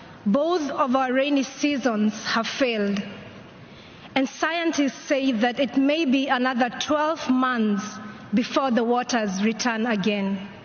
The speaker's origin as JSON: {"language": "English", "town": "Kampala", "region": "Central Region", "country": "Uganda", "said": "I am from Kampala, Uganda, a country that has one of the fastest changing climates in the world."}